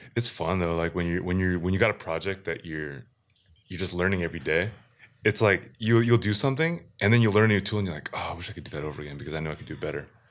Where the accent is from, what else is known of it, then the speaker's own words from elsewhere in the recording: Seattle, Washington, United States; we're from Seattle